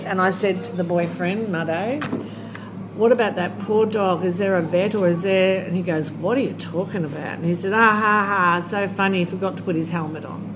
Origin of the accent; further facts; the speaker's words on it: Australia; moved away; I come from Australia. I can go home